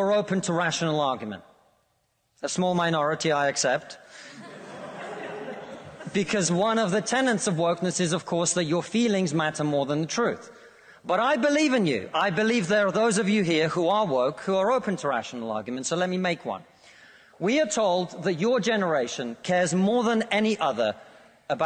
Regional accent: Russia; now in United Kingdom; I come from Russia, which is not a poor country

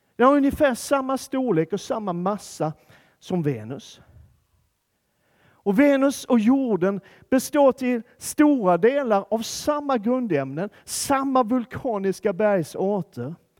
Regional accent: Skåne, Sweden; jag kommer från Skåne

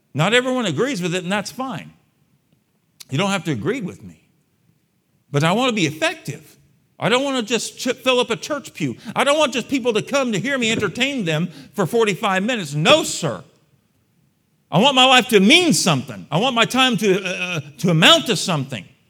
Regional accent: San Antonio, Texas, United States; I was born and raised in San Antonio, Texas

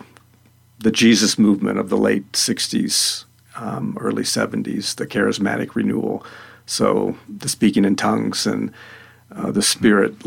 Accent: Florida, United States; also born or lived in Madison, Indiana / Alabama / Louisville, Kentucky / Pennsylvania; now in Salida, United States; I grew up in Florida

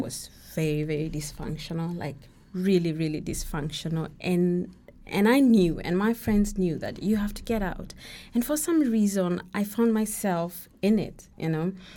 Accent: Kenya; I'm, I'm Kenyan, and, uh, my names, my middle names are, uh, Kikuyu

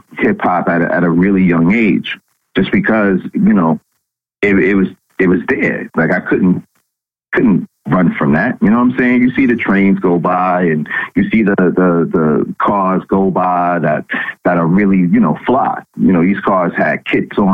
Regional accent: Long Island, New York, United States; moved away as an adult; now in Houston, United States; I'm originally from Long Island

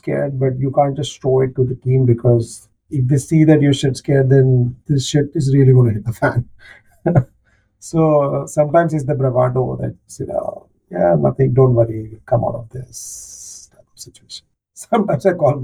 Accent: Kolhapur, Maharashtra, India; now in Mumbai, India; Kolhapur, my hometown.

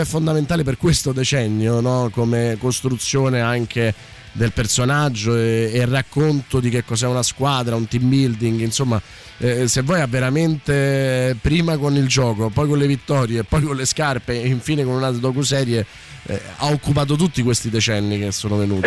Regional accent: Naples, Campania, Italy; da napoletano

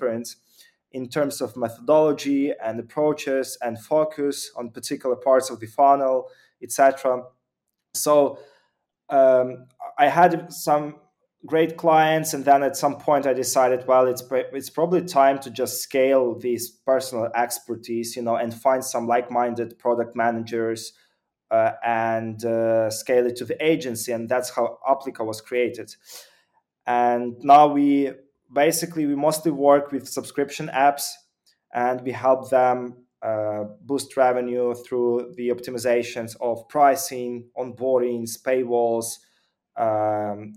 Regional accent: Ukraine; originally I'm from Ukraine

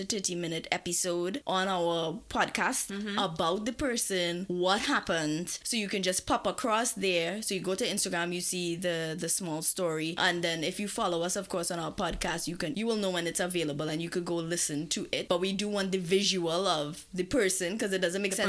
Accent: Trinidad & Tobago; moved away; I am coming from Trinidad

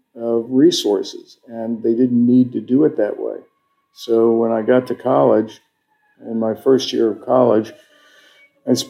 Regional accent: Vienna, Virginia, United States; also born or lived in Wisconsin; I grew up with my mom in Vienna and started working construction in high school

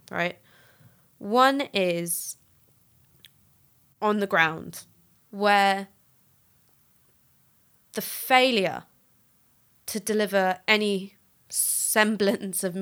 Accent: London, United Kingdom; So I'm from North London.

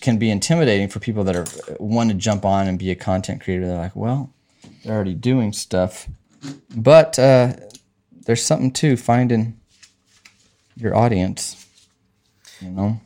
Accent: Arkansas, United States; also born or lived in Southern California; now in California, United States; I'm from Arkansas first. I grew up in Arkansas

